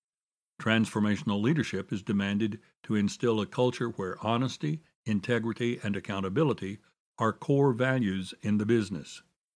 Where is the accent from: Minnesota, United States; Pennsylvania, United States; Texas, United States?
Texas, United States; Dallas; Over the past quarter century, this challenge has faced hospitals in my hometown. Several of the historic hospitals in Dallas were started by faith-based organizations